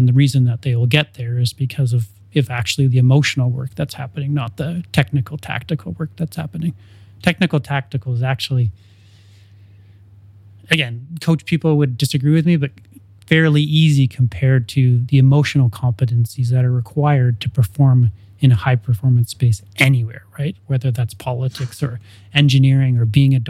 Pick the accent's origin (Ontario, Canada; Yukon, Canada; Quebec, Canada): Ontario, Canada; now in Edmonton, Canada; growing up in Ontario